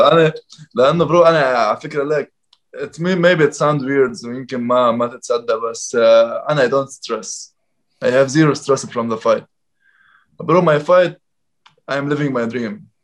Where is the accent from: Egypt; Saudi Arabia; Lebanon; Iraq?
Lebanon; moved away as an adult; now in Dubai, United Arab Emirates; عندنا بلبنان